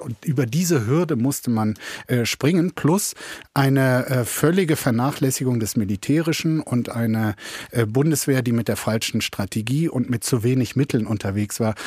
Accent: Germany

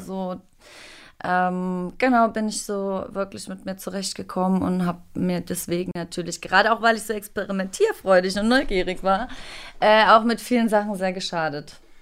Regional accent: Thuringia, Germany; now in Berlin, Germany; in Thüringen, auf einem kleinen Dorf mit nicht mal 2000 Einwohnern.

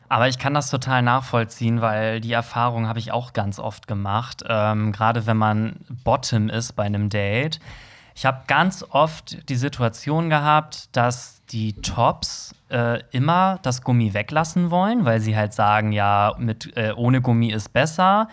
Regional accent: Germany; als Deutscher

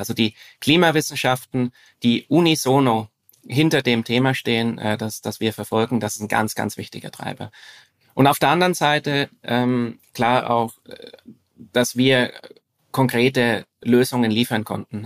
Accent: Franconian Switzerland, northern Bavaria, Germany; moved away as an adult; now in Zurich, Switzerland; ich bin in mhm. äh, Deutschland aufgewachsen, im Süden. Mhm. Im, im, Im Norden des Südens, also in, äh, in der fränkischen Schweiz, das ist der, der nördliche Teil von Bayern.

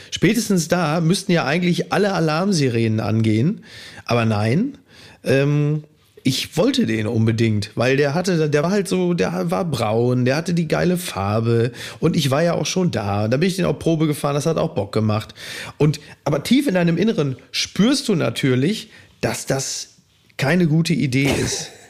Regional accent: Ruhr area, North Rhine-Westphalia, Germany; ich komme aus dem Ruhrgebiet

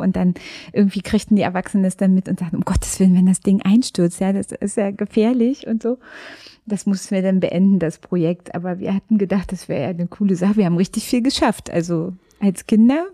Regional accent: Frankfurt, Brandenburg, Germany; born or raised there

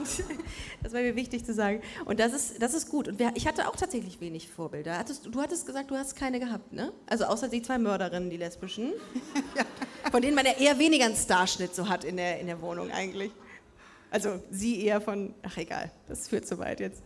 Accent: Düsseldorf, North Rhine-Westphalia, Germany; now in Cologne, Germany; Wir sind beide in Düsseldorf aufgewachsen, wir sind auch mit Stolz da aufgewachsen

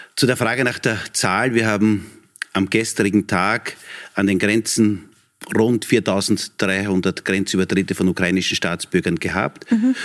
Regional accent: Texingtal, Lower Austria, Austria; Bürgermeister in meiner Heimatgemeinde mhm. in Niederösterreich, in Texingtal

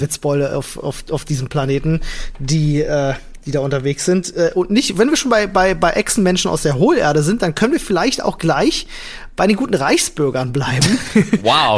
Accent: Germany; bei uns in Deutschland

